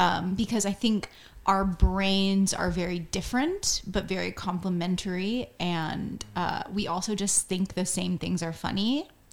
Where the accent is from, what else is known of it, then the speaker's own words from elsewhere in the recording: Florida, United States; from Florida, so when people ask me where I'm from and I'm like, Florida